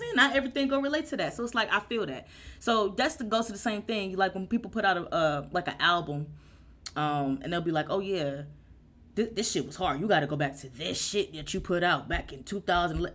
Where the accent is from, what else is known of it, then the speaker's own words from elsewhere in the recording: Euclid, Ohio, United States; also born or lived in Cleveland; when I first moved to Euclid